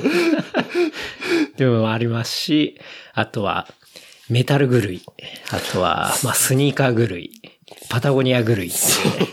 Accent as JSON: {"language": "Japanese", "region": "Saitama", "country": "Japan", "tie": "born or raised there", "also_born_or_lived": "Osaka", "said": "まあ僕も地元埼玉ですし"}